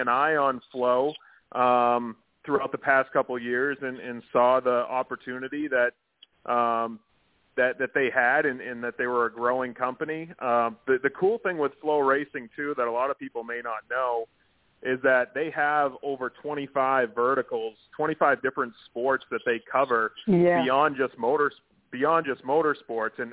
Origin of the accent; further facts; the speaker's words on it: Maine, United States; I'm from Maine. So I grew up really close to a track called Oxford Plains Speedway